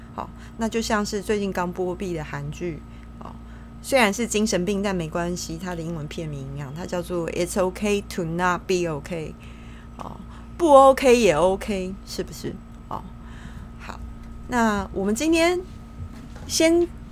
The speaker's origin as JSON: {"language": "Chinese", "country": "Taiwan", "said": "我们身为台湾人都很喜欢唱 K T V 嘛， 也很喜欢拍美照"}